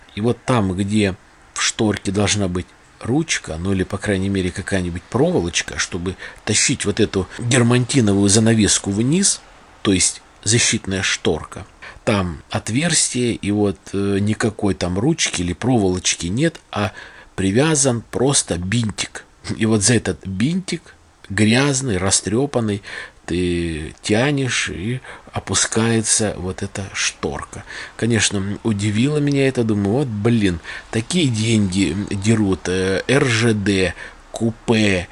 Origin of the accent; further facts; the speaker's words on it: Saratov Oblast, Russia; also born or lived in Balakovo; у нас в Саратове